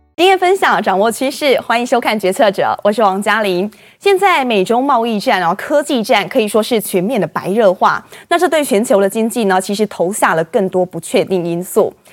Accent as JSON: {"language": "Chinese", "country": "Taiwan", "said": "我们台湾人"}